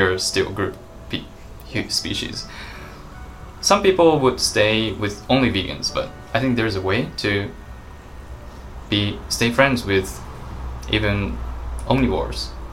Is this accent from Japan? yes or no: yes; Japan; I live in Japan. I was born and raised in Japan